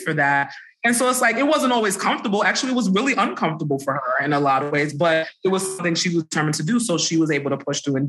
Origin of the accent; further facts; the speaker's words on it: New York City, New York, United States; I grew up in Brooklyn